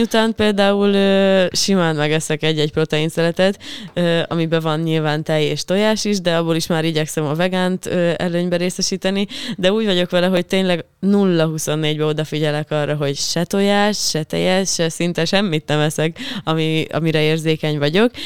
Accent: Hungary; accent: provincial (vidékies); én például vidéki vagyok, és, ö, de nagyon vidékiesen tudok beszélni

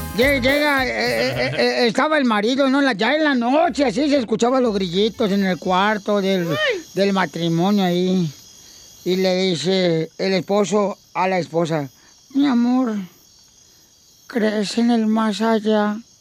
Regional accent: Sahuayo, Michoacán, Mexico; now in United States; soy de Saguayo, a un ladito

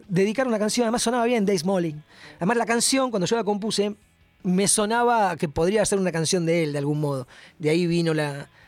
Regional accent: Buenos Aires, Argentina; soy un rockero de Capital Federal.

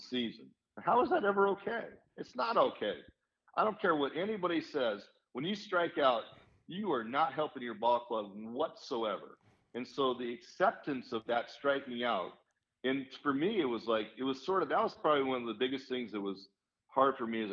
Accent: California, United States; being from California

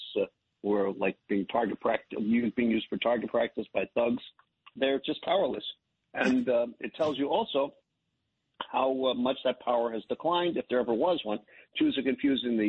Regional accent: United States; myself who's an American Jew

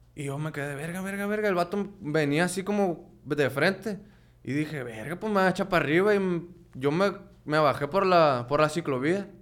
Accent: La Paz, Baja California Sur, Mexico; now in Culiacán, Mexico; yo nací en La Baja, en La Paz.

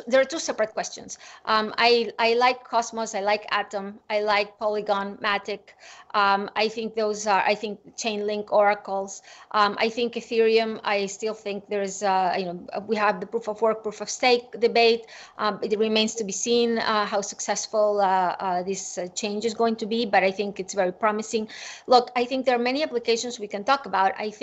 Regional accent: Venezuela; I grew up in Venezuela

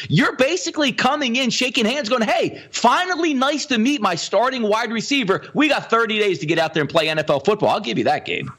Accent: Philadelphia, Pennsylvania, United States; we grew up on Philadelphia.

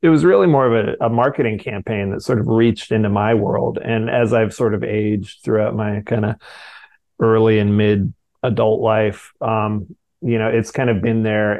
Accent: Fresno, California, United States; the local karate classes in Fresno, which is where I grew up in Central California

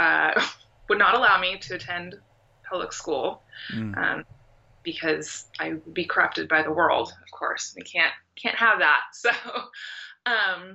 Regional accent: Portland, Oregon, United States; I grew up here in Portland, Oregon, where I live now

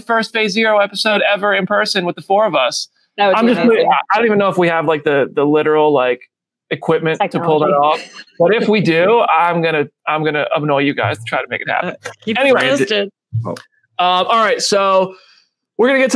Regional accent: Freehold, New Jersey, United States; now in Nashville, United States; I grew up in Freehold

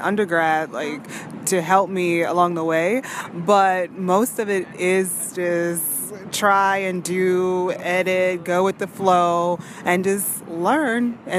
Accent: Louisiana, United States; now in New York, United States; I'm from Louisiana. I say it, like, every episode, everyone I meet, I'm from Louisiana.

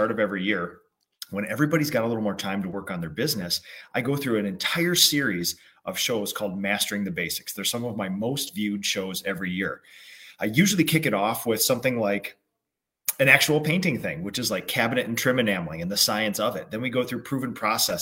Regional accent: Minnesota, United States; born or raised there

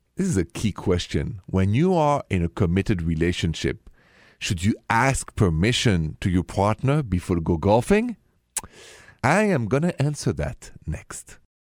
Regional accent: France; accent: French; My accent is French, français.

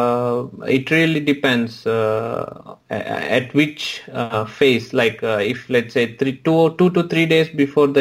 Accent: Hyderabad, Telangana, India; moved away as an adult; now in Prague, Czech Republic; Of course I miss India. I'm from Hyderabad

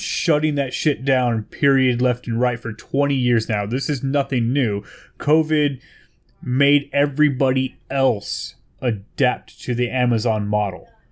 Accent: Bay Area, California, United States; I'm from the Bay Area, California

